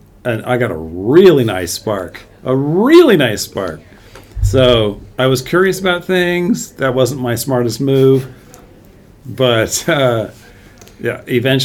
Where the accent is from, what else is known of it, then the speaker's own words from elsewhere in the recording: San Jose, California, United States; also born or lived in Santa Clara / upstate New York / Southern Bavaria; When I was about six, we moved to Santa Clara. And so we spent a couple of years here, and then we went a year to New York, upstate New York, when I was in third grade. And then for fourth grade and beyond, I was back in San Jose